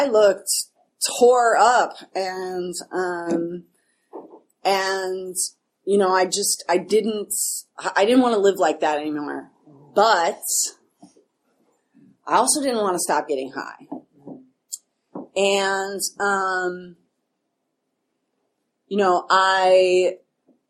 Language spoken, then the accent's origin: English; Chicago, Illinois, United States; now in New York City, United States; I'm originally from Chicago